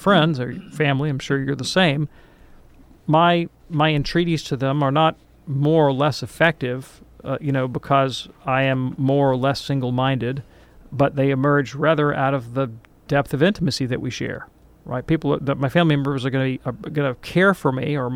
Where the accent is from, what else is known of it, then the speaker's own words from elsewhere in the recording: Deep South, United States; I'm from the Deep South